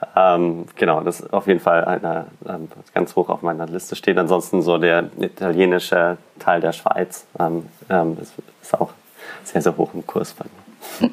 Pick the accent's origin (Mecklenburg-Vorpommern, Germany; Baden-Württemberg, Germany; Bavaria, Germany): Bavaria, Germany; Allgäu; moved away as an adult; now in Berlin, Germany; Also ich bin ähm, im Allgäu aufgewachsen, also mitten in den Bergen